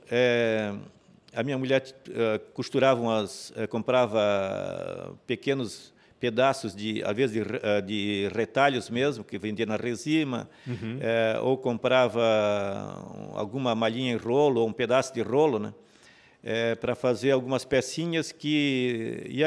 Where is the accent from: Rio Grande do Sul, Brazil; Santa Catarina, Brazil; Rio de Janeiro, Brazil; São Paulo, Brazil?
Santa Catarina, Brazil; Major Gercino; moved away as an adult; also born or lived in Rio do Sul; now in Blumenau, Brazil; Nasci do Barra Mato? Negra. é, é, município Major Gersino. Naquele tempo pertencia a Tijucas.